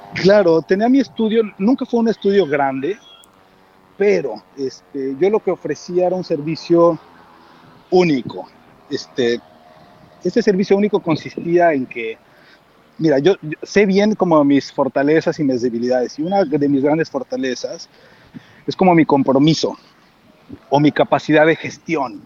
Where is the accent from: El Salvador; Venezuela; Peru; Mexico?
Mexico; moved away as an adult; also born or lived in Mexico City / Madrid; now in San Diego, United States; soy mexicano